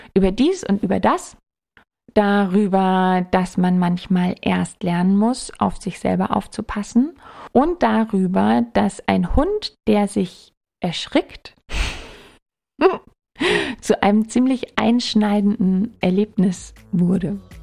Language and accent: German; Germany; moved away as an adult; also born or lived in Munich; now in Würzburg, Germany; ich komme aus der Nähe und aus der mhm, Nähe mhm. bedeutet mhm. so eine Stunde von hier.